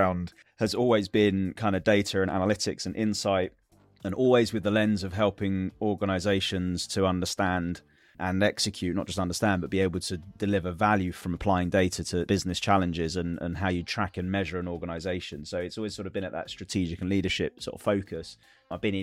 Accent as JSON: {"language": "English", "region": "London", "country": "United Kingdom", "said": "I'm from London in the UK"}